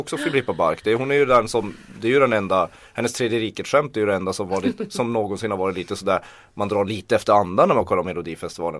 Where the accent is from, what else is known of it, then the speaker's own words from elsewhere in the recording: Kiruna, Norrbotten County, Sweden; now in Stockholm, Sweden; om jag åkte hem till Kiruna